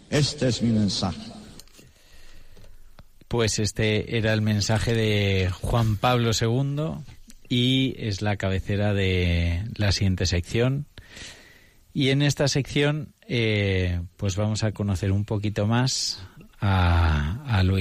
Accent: Russia; Spanish is a second language; Bueno, yo soy ruso y me cuesta, hay que aceptar que me

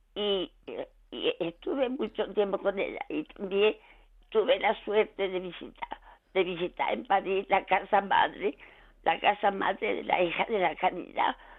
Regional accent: Bailén, Andalusia, Spain; now in Madrid, Spain; yo es que soy de Bailén, de la provincia de Jaén

